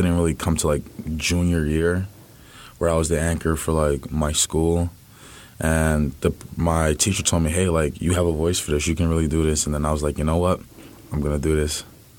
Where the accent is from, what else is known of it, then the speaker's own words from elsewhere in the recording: New York City, New York, United States; I was born and raised in New York City in the Bronx. Went to high school in East Harlem.